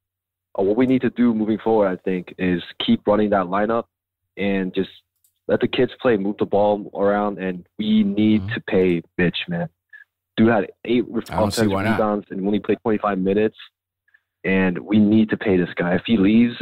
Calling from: Boston, Massachusetts, United States; Now I'm calling from Boston.

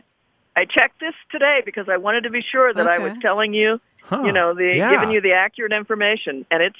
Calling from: Bozeman, Montana, United States; Bozeman, Montana.

